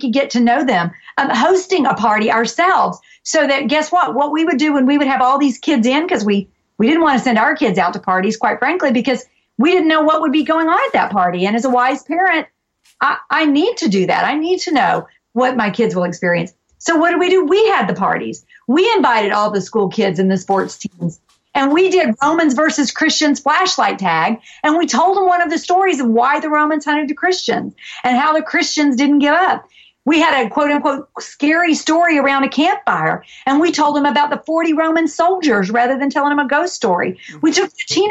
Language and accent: English; the South, United States; We're from the South